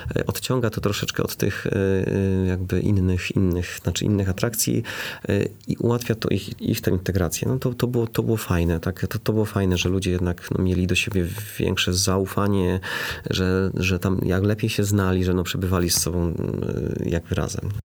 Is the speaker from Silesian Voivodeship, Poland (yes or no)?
yes; Bytom, Silesian Voivodeship, Poland; ja się wychowałem na takim osiedlu. Moi dziadkowie mieszkali na Bobku